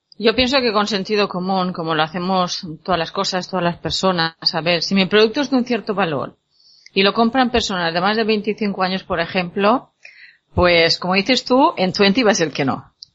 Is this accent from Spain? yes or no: yes; La Pobla del Duc, Valencian Community, Spain; en mi pueblo